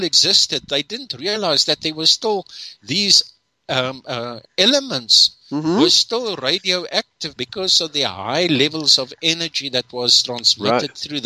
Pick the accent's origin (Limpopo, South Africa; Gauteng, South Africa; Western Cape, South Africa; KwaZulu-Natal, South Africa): KwaZulu-Natal, South Africa; Durban; I grew up in Durban.